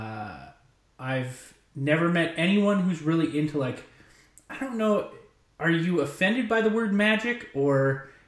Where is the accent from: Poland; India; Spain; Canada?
Canada; I'm from Canada